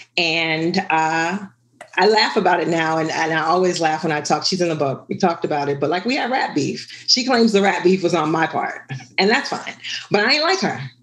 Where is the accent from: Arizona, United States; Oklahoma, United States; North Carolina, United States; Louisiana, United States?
Louisiana, United States; New Orleans; I was born and raised in New Orleans.